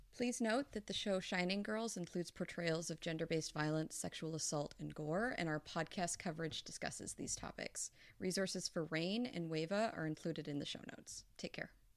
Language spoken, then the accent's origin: English; Pacific Northwest, United States; I'm from the Pacific Northwest